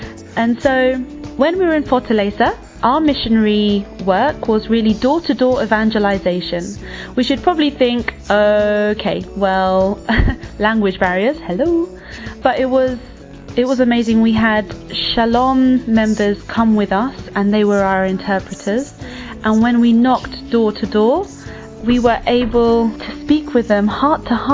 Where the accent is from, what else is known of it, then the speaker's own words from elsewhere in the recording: London, United Kingdom; I was born in London and my parents come from Spain and Philippines